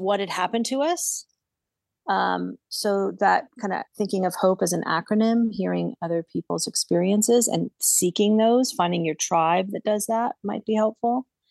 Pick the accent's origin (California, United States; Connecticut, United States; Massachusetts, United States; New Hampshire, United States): California, United States; Southern; now in Santa Barbara, United States; where I grew up in Southern California, which is about ninety minutes south of me